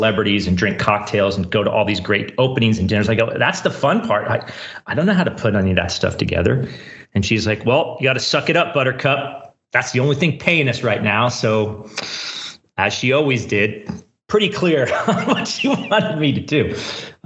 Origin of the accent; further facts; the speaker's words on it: Silicon Valley, California, United States; also born or lived in San Francisco, California; So I grew up in Silicon Valley. Right now I live in San Francisco, California.